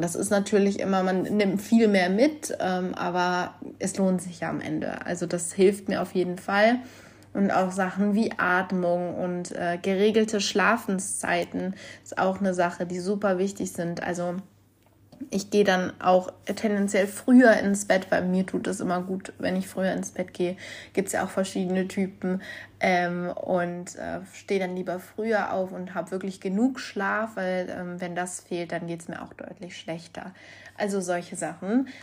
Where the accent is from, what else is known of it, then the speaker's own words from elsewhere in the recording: North Rhine-Westphalia, Germany; ich komme ja aus Nordrhein-Westfalen